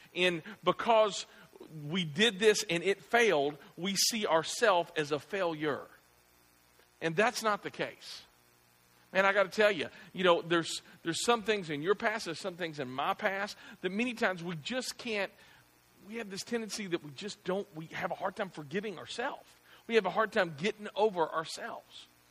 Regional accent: the South, United States; I grew up in the South

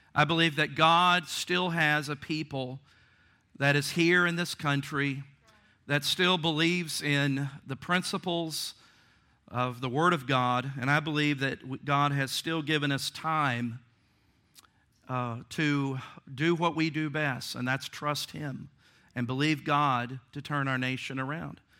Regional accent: Virginia, United States; Virginia, my home state

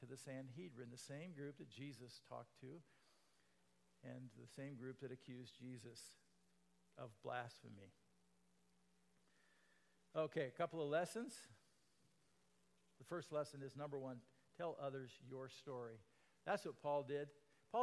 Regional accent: Iowa, United States; I was born and raised in Iowa

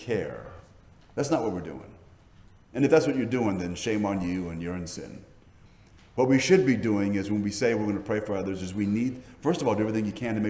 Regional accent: Hawaii, United States; the Asian cultures I was raised in Hawaii

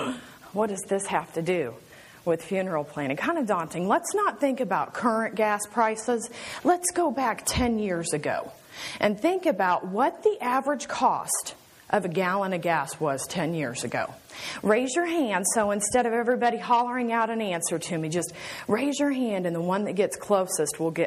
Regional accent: Kansas City, United States; I am from Kansas City

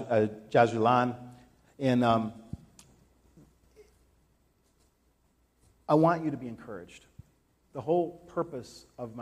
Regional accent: United States; The United States

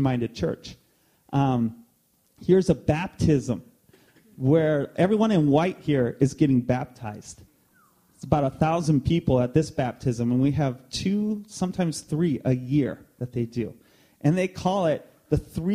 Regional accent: East Peoria, Illinois, United States; moved away as an adult; also born or lived in Quad Cities / Brazil; We grew up in East Peoria. I did, I should say.

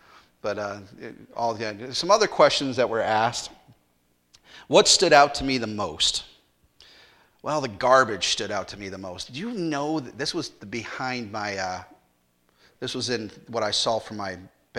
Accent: United States; Being an American and being yelled at so many times for doing that as a kid, I couldn't do it.

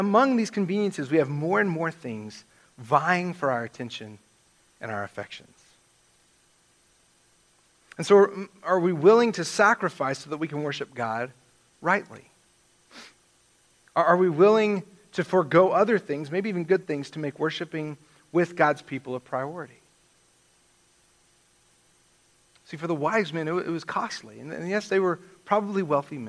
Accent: West Texas, United States; now in Alamogordo, United States; I'm from West Texas

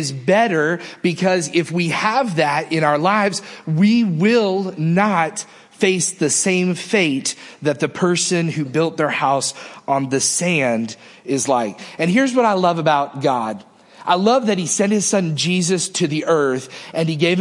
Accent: Northeast, United States; now in Mississippi, United States; I can remember growing up in the Northeast

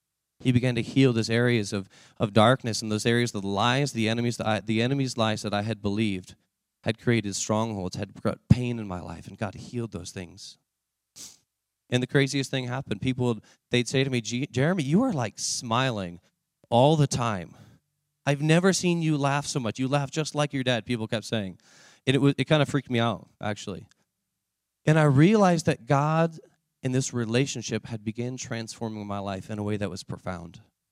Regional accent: Seattle, Washington, United States; also born or lived in Omaha; Let's go to Seattle. I was raised in Seattle for a period of my life, and I love the area.

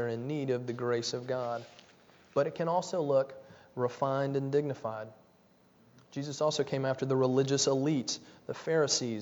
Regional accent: Nashville, Tennessee, United States; When I was a kid, I grew up in Nashville, Tennessee.

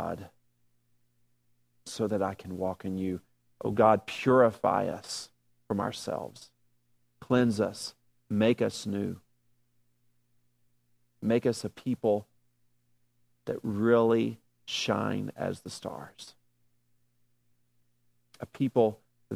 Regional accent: the South, United States; I'm from the South

